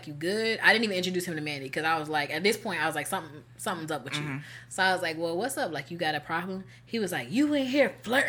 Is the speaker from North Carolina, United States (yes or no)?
yes; North Carolina, United States; moved away; He was from my hometown, North Carolina